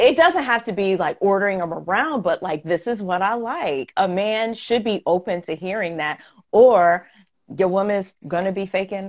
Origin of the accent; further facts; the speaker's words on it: Queens, New York, United States; and there's nothing wrong with that because we come from Queens.